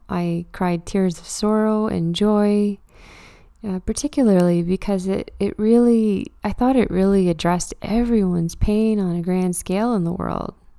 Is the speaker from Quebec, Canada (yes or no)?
no; Truro, Nova Scotia, Canada; now in Halifax, Canada; I live and work in Halifax, but I'm from Truro, and I love going home on the occasional weekend